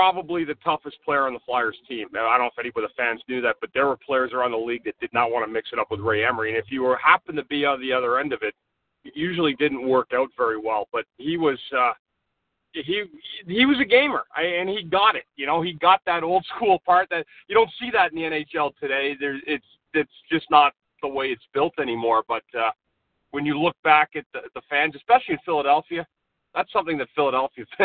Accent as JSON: {"language": "English", "town": "Ottawa", "region": "Ontario", "country": "Canada", "said": "I'm from Ottawa"}